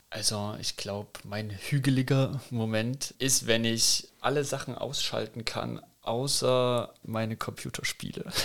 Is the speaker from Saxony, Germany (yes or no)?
yes; Chemnitz, Saxony, Germany; moved away as an adult; also born or lived in Heidelberg; now in Kandel, Germany; Chemnitz geboren, groß geworden, aufgewachsen, bis ich 20 war.